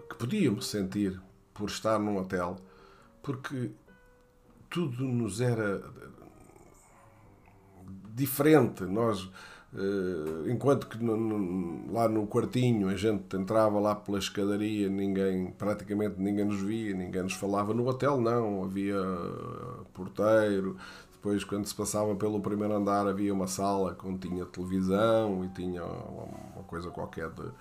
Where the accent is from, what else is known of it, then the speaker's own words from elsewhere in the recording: Brazil; Sou americano, mas sou da América do Sul. Sou brasileiro.